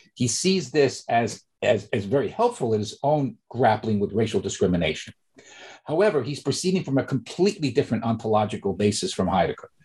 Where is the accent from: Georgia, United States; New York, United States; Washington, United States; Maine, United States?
New York, United States; I'm originally from New York, growing up in the Bronx, from working class family in Bronx, New York